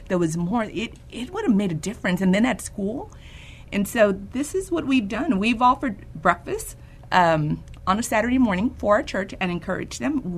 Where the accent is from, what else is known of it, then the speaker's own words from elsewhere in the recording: San Antonio, Texas, United States; Born and raised in San Antonio